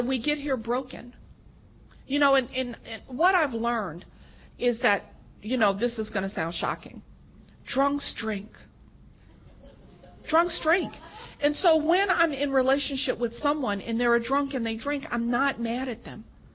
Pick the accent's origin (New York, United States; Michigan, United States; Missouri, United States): New York, United States; New York City; moved away as an adult; now in California, United States; I'm born and raised in New York City